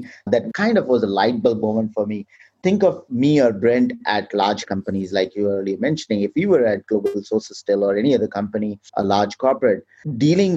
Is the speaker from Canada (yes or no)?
no; India; moved away; my home country, India